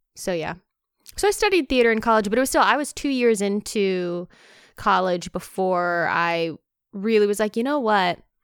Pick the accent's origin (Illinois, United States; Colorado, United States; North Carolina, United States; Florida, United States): North Carolina, United States; moved away as an adult; also born or lived in Baton Rouge, Louisiana / Ohio; I grew up in North Carolina